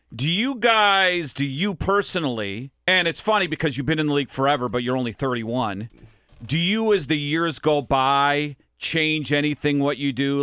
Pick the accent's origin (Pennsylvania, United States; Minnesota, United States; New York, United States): Minnesota, United States; moved away; I'm from Minnesota